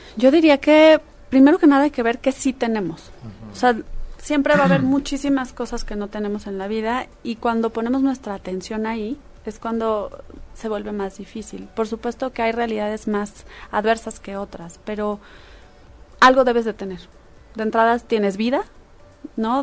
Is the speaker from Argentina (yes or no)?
no; Mexico; somos orgullosamente mexicanos